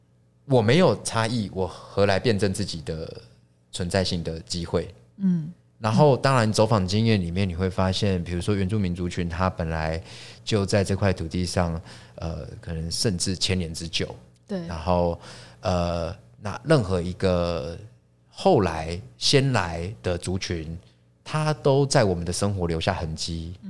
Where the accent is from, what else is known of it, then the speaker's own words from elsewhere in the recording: Taipei, Taiwan; 我是一个台北人，我连过年回乡的那种经验都不是都没有。